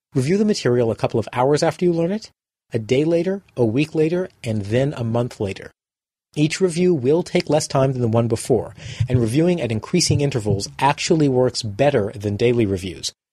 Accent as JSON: {"language": "English", "town": "Boston", "region": "Massachusetts", "country": "United States", "tie": "born or raised there", "said": "my hometown of Boston"}